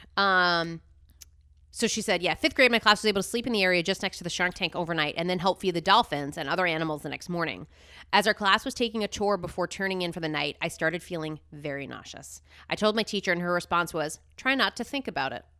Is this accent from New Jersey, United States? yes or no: yes; New Jersey, United States; growing up in New Jersey